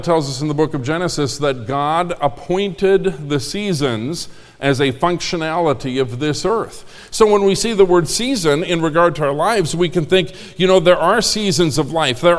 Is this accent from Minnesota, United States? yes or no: yes; Minnesota, United States; also born or lived in Concord, North Carolina; now in Indiana, United States; I grew up in Minnesota